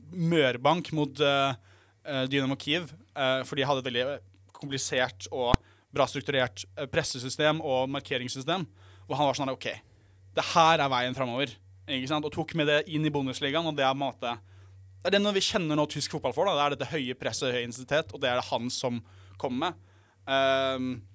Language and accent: Norwegian; Norway; Jeg er jo norsk